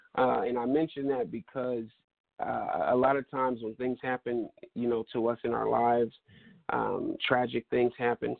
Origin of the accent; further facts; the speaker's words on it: Stockton, California, United States; moved away as an adult; now in Sacramento, United States; I'm originally from Stockton, California